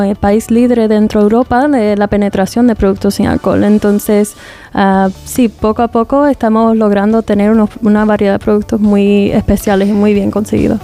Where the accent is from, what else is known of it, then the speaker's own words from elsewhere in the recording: United States; also born or lived in England; now in Spain; dos somos de los Estados Unidos